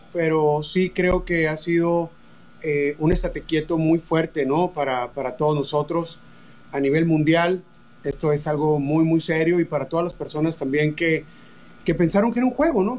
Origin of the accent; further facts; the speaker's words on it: Hermosillo, Sonora, Mexico; moved away; also born or lived in Tijuana; yo soy de Hermosillo, no soy de Tijuana, pero viví mucho tiempo tocando en bares en Tijuana